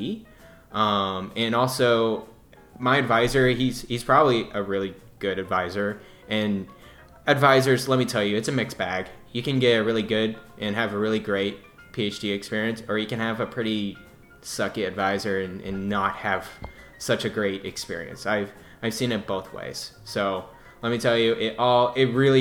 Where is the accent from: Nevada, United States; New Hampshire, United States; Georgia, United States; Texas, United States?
Texas, United States; Dallas; I'm from Dallas